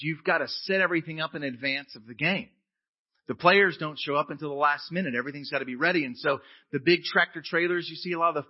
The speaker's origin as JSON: {"language": "English", "country": "United States", "said": "I'm an American."}